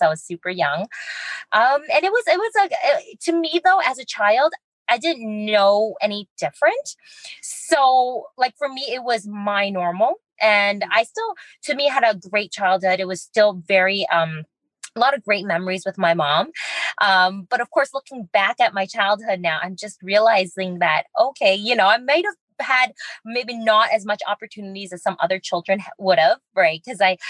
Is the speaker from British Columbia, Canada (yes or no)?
yes; Vancouver, British Columbia, Canada; So I was born and raised in Chinatown. A lot of the downtown east side